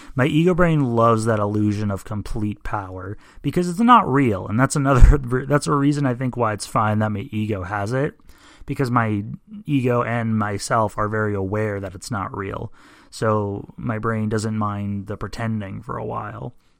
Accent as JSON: {"language": "English", "country": "United States", "said": "I'm an American"}